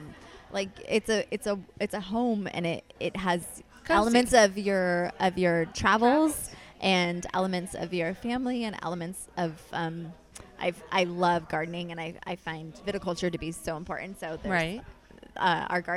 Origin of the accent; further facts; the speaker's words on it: Santa Rosa, California, United States; also born or lived in Healdsburg, California; I grew up in Santa Rosa, not that far away